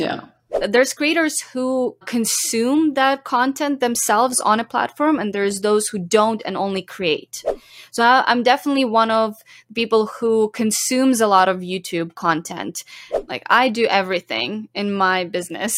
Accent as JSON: {"language": "English", "town": "Zhovkva", "region": "Lviv Oblast", "country": "Ukraine", "tie": "born or raised there", "moved": "as an adult", "lives_now": "Canada", "said": "I grew up in Ukraine and I lived there till I was eighteen."}